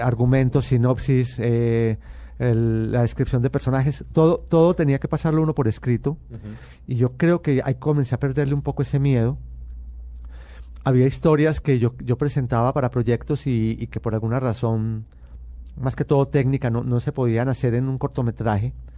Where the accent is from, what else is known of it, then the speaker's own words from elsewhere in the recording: Medellín, Antioquia, Colombia; yo nací en Medellín y pertenezco a, a una familia paisa muy tradicional